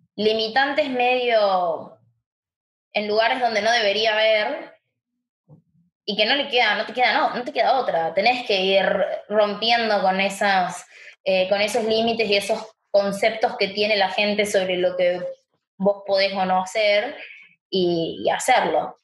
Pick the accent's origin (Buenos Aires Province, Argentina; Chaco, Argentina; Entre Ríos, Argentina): Chaco, Argentina; now in Buenos Aires, Argentina; mis viejos me trajeron acá a Buenos Aires, yo soy de Chaco